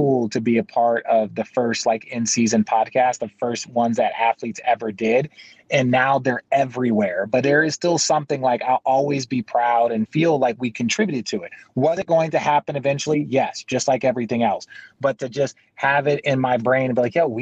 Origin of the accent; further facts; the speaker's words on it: Arizona, United States; So I grew up in Arizona. I'm an Arizona local kid